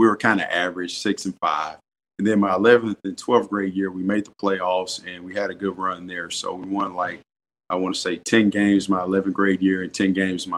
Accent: Madison, Mississippi, United States; I grew up in Madison, Mississippi

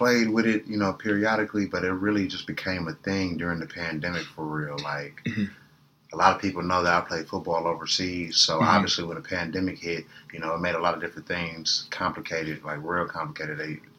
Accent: California, United States; I mean, well, of course, you know, it's the West Coast, man. You know, we pioneers of the independent game.

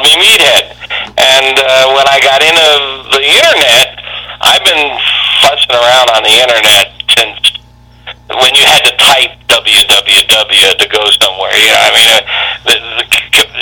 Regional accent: Long Island, New York, United States; moved away; also born or lived in East Meadow; I grew up on Long Island

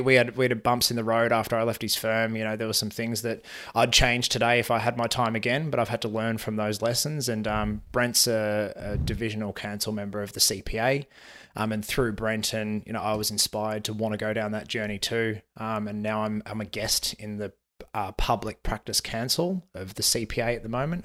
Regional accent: Melbourne, Victoria, Australia; grew up in the southeast suburbs of, uh, Melbourne, so out in Endeavour Hills

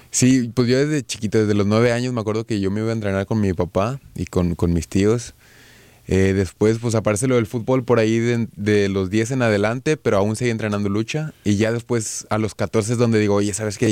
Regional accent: Monterrey, Nuevo León, Mexico; Yo soy de Monterrey

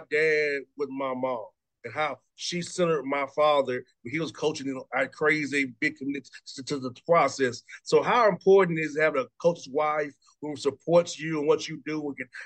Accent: Atlanta, Georgia, United States; growing up in Atlanta

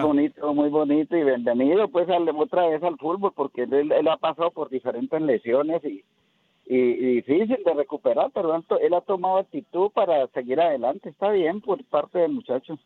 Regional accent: Colombia; yo no soy centroamericano, yo soy colombiano

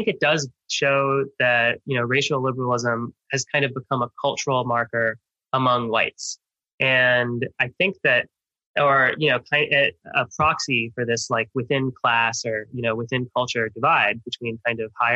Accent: Miami, Florida, United States; I grew up in Miami, one of the most, you know, diverse places in the world

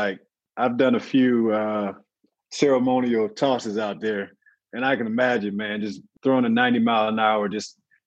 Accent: St. Louis, Missouri, United States; I'm from St. Louis, so it's not necessarily a walking city.

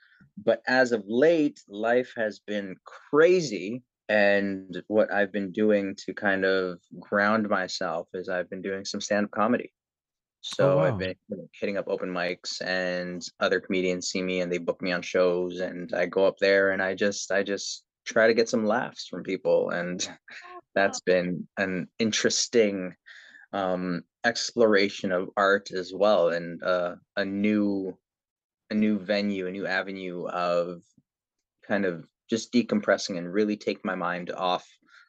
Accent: Philippines; when it comes to, again, being Filipino and being person that people are looking to when it comes to the arts as a source of inspiration

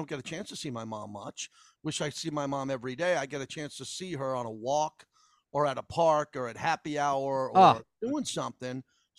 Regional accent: Massapequa, New York, United States; Massapequa, where I'm from.

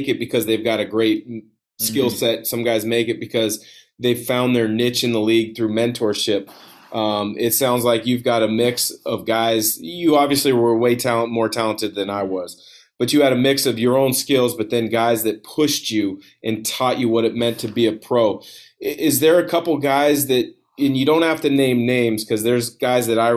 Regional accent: Vancouver, Washington, United States; also born or lived in Portland, Oregon; I moved to Vancouver when I was like 8

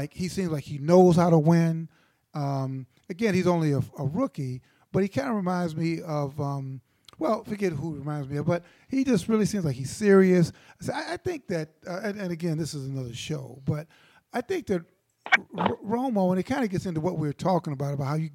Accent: Chicago, Illinois, United States; I grew up in Chicago

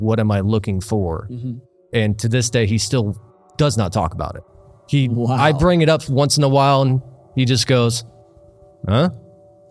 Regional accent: Ledyard, Connecticut, United States; The southeast part, in a small town called Ledyard

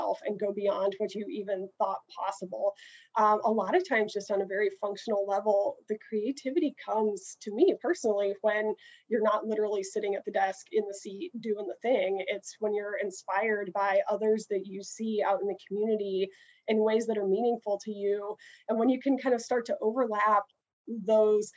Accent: Midwest, United States; moved away as an adult; also born or lived in St. Louis; now in San Diego, United States; I am not native to San Diego. I came from the Midwest, and my career really started after spending some time in St. Louis.

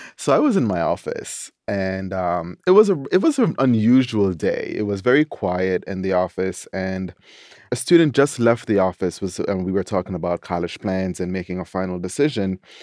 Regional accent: Jamaica; also born or lived in New York; now in Washington, D.C., United States; as a Jamaican

